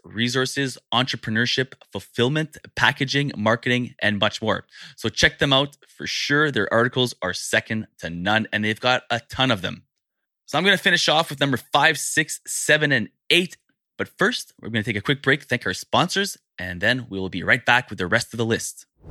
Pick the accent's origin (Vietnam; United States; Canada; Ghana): Canada; as a Canadian